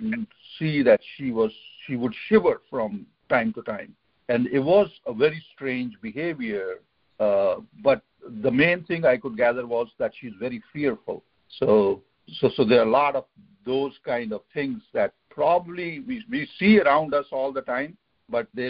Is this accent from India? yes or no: yes; India; now in United States; When I was growing up in India and as a little kid, so our house was somewhere on the outskirts of the city